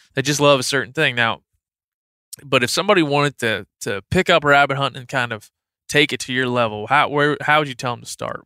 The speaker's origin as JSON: {"language": "English", "region": "Maryland", "country": "United States", "moved": "yes", "said": "I'm from Maryland. I spent a lot of time on the Eastern Shore"}